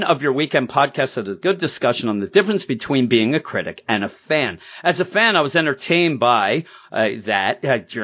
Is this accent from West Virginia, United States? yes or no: no; Quakertown, Pennsylvania, United States; I didn't even grow up in Fresno. I grew up in Quakertown.